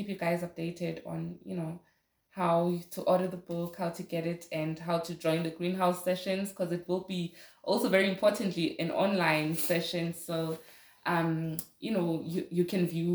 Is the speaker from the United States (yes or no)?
no; Soweto, Gauteng, South Africa; I grew up in Soweto